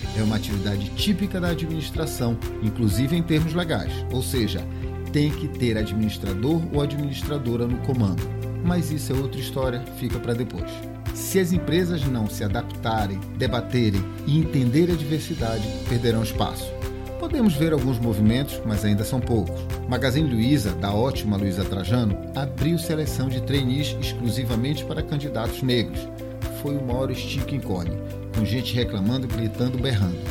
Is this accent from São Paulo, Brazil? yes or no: no; Pará, Brazil; Como bom paraense